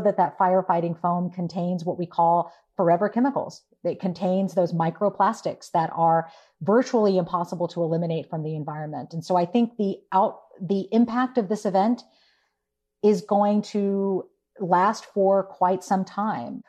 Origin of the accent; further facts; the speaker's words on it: Houston, Texas, United States; I uh, was born and raised in Houston